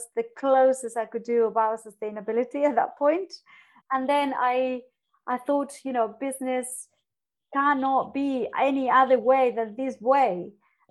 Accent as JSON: {"language": "English", "country": "Argentina", "tie": "born or raised there", "moved": "as an adult", "lives_now": "London, United Kingdom", "said": "growing up in Argentina"}